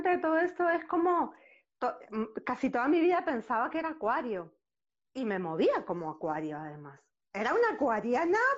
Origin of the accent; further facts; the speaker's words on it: Uruguay; born there; como dijiste, nací en Uruguay, pero hoy por hoy eh, no me siento de un país.